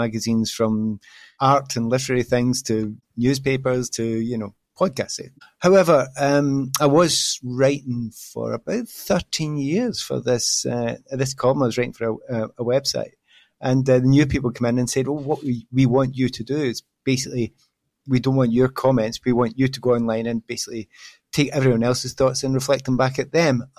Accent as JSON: {"language": "English", "town": "Glasgow", "region": "Scotland", "country": "United Kingdom", "also_born_or_lived": "London", "moved": "as an adult", "said": "I came from Glasgow. You know, I was a student up there"}